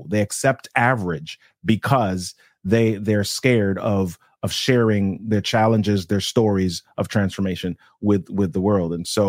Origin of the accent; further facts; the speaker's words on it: Jamaica; Well, in growing up in Jamaica, we had a lot of, we call them helpers, right? we had a lot of those in our house.